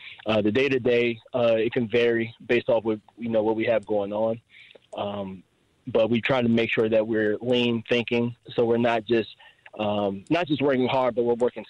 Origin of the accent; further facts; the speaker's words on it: Prince George's County, Maryland, United States; also born or lived in Virginia; now in Frederick, United States; I knew that I wanted to come back to Maryland. Growing up in Prince George's County, I have a little brother and sister.